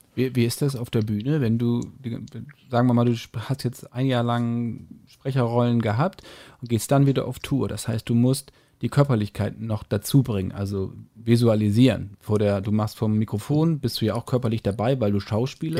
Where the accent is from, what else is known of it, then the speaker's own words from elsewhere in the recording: Hamburg, Germany; als Hamburger oder als Norddeutsche